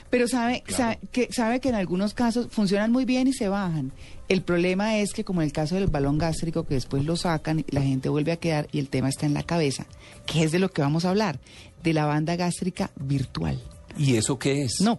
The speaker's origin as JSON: {"language": "Spanish", "country": "Venezuela", "also_born_or_lived": "Miami", "said": "¿Usted de qué nacionalidad es? Yo soy venezolana."}